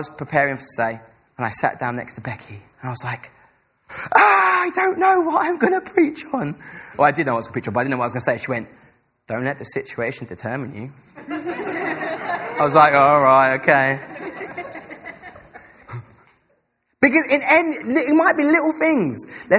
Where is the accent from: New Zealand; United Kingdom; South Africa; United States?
United Kingdom; England; Us as English people like to be reserved. I know I come from a really, really traditional English family where everyone sits at dinner table.